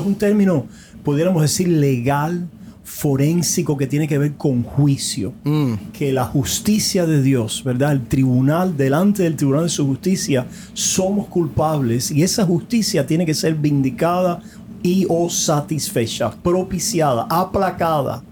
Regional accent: Cuba; moved away; Allá en mm. nuestra isla hace tantas décadas ya que estamos lejos de ellos

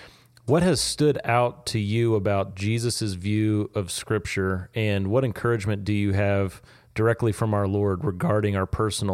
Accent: Missouri, United States; I'm from Missouri.

